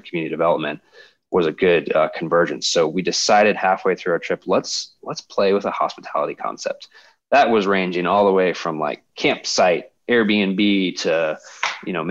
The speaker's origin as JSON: {"language": "English", "town": "Colorado Springs", "region": "Colorado", "country": "United States", "tie": "born or raised there", "said": "my wife, Brooke, and I were born and raised in Colorado Springs"}